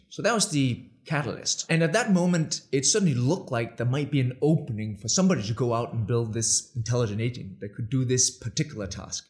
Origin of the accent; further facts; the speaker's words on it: Denmark; English is a second language; moved away as an adult; also born or lived in Budapest, Hungary / New York, United States; the funny accent? I'm Danish.